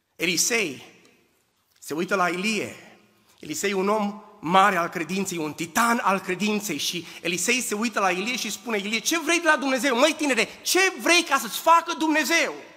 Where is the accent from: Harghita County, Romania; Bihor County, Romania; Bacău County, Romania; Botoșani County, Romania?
Bihor County, Romania; Oradea; also born or lived in Husasău de Criș; now in United States; am plecat din România în 1989, am crescut în Oradea, am, am copilărit în Usasău de Criș